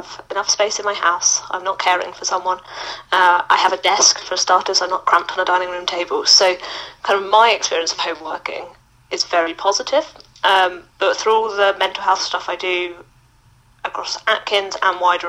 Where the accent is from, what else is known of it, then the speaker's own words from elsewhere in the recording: Mauritius; moved away as an adult; also born or lived in Loughborough, United Kingdom; now in United Kingdom; I'm originally from Mauritius. I moved to the UK for university, where I went to Loughborough Uni.